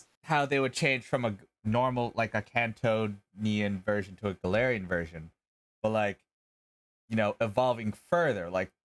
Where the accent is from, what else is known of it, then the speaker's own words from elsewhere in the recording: United States; I'm also pronouncing it as an American.